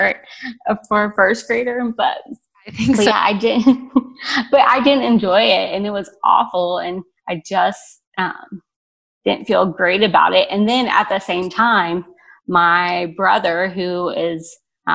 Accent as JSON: {"language": "English", "town": "Cincinnati", "region": "Ohio", "country": "United States", "tie": "born or raised there", "said": "I grew up outside of Cincinnati, Ohio, and was born to two parents."}